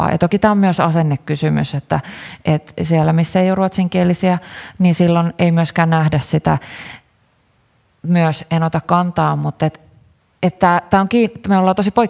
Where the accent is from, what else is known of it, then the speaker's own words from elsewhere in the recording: Karelia, Finland; Itse olen karjalainen ja olen seurannut kyllä erittäin ylpeänä sitä, että nuoret karjalaiset on ottanut, nostanut karjalaisten aseman esille